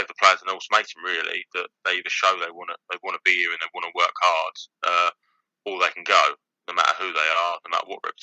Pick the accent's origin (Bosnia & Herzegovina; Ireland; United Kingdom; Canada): United Kingdom; Canterbury, South East England; I'm from Canterbury, I played for Canterbury